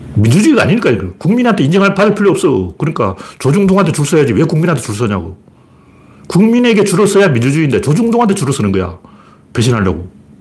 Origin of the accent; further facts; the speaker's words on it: Gyeongju, North Gyeongsang, South Korea; 나처럼 경주 출신을